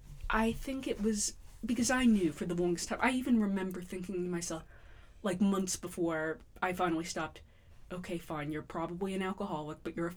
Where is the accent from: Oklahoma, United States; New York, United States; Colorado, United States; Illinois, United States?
New York, United States; New York City; I'm from Bayside.